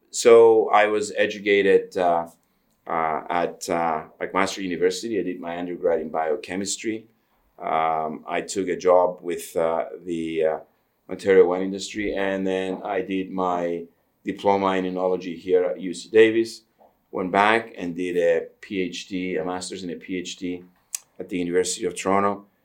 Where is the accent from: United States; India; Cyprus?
Cyprus; now in Canada; I did come to Canada in the uh, the end of '74. Um, I was born in Cyprus